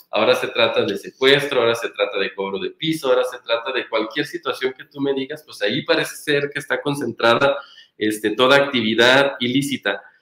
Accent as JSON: {"language": "Spanish", "region": "Michoacán", "country": "Mexico", "moved": "yes", "said": "yo cargaba con un pequeño estigma por ser michoacana"}